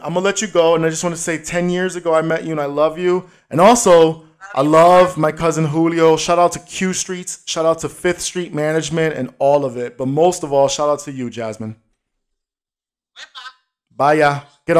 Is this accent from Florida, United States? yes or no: no; New York City, New York, United States; Yo, that's my hometown.